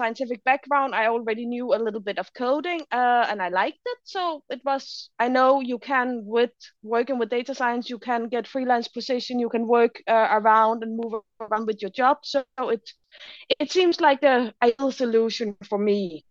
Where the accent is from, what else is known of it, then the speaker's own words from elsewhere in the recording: Denmark; moved away as an adult; also born or lived in Berlin, Germany; I'm original from Denmark, so I moved to Berlin in Germany